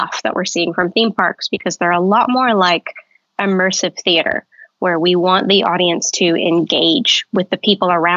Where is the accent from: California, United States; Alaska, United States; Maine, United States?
California, United States; Southern; also born or lived in Arizona; I grew up in Southern California, actually very close to Disneyland.